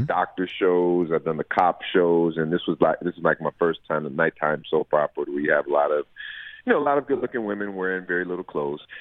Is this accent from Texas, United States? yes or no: no; Los Angeles, California, United States; born and raised in Los Angeles